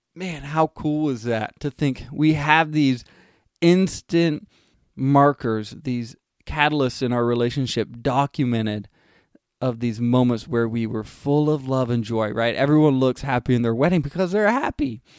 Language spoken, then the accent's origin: English; California, United States; I grew up in California